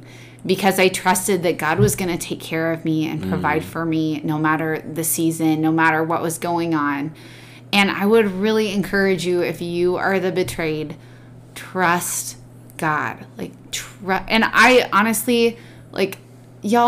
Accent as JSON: {"language": "English", "region": "Oregon", "country": "United States", "tie": "born or raised there", "said": "we grew up in Oregon"}